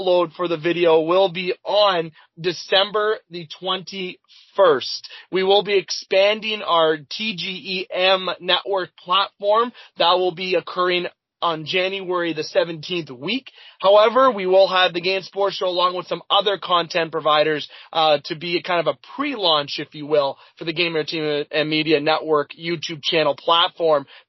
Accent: Canada; speaking as a Canadian here

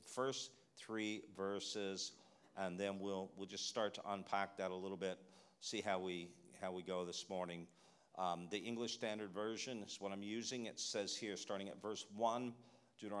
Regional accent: Canada; moved away; Coming from Canada, you know, we're bilingual

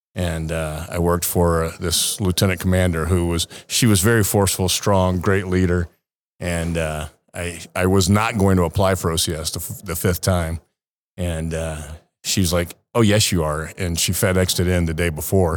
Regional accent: Savannah, Georgia, United States; moved away as an adult; also born or lived in Kodiak / New Orleans; now in San Diego, United States; I'm from, born and raised in Savannah.

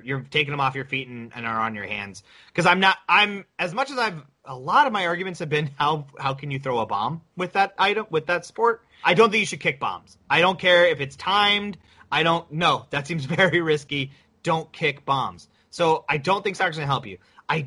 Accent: United States; as an American

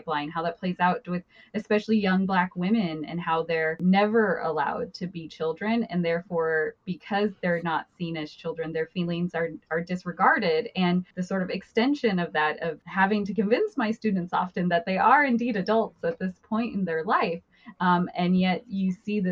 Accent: Emmett, Idaho, United States; my hometown of Emmett, Idaho

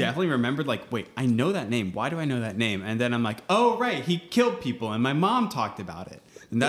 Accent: Ohio, United States; So I'm from Ohio.

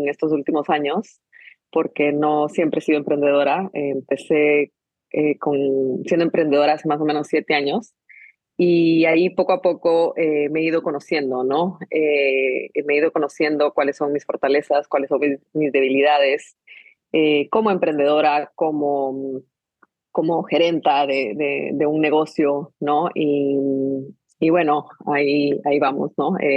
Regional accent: Guatemala; born there; me gusta simplemente decir que, que, nací en Guatemala, pero, pero realmente ya en mí hay un poquito de, de todo.

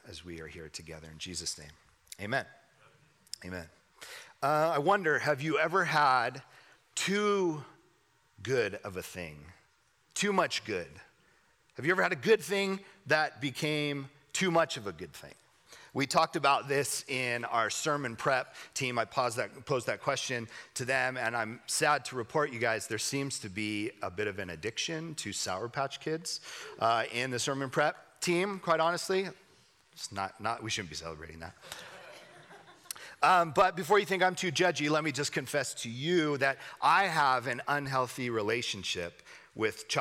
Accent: Southern California, United States; I grew up in Southern California

